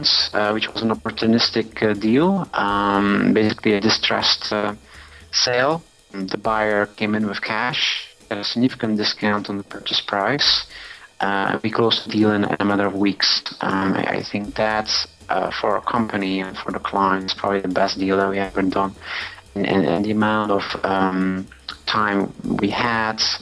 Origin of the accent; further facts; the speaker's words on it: Belgium; moved away as an adult; also born or lived in New York, United States; now in Hong Kong; Originally from Belgium.